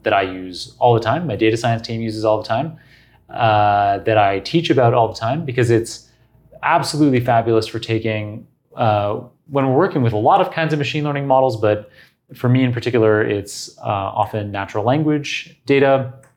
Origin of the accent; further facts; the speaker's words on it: Toronto, Ontario, Canada; the University of Toronto, my hometown